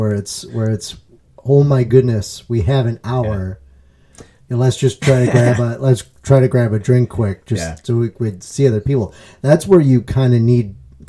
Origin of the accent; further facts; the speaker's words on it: United States; we are American and individualistic